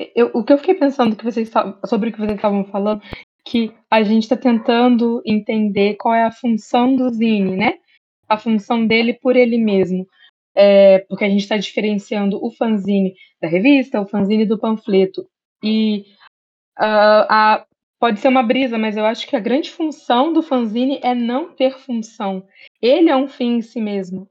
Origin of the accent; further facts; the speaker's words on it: Barra Mansa, Rio de Janeiro, Brazil; eu sou do interior de Barra Mansa